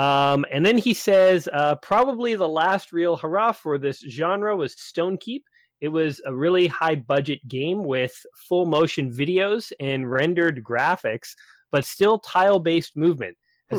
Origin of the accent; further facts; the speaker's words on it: Canada; Well, I am Canadian, so we say things differently.